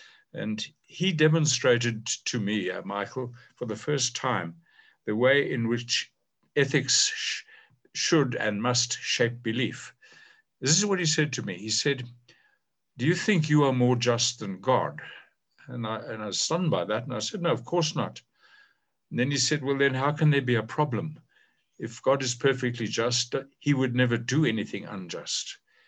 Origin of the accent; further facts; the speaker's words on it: South Africa; Growing up under apartheid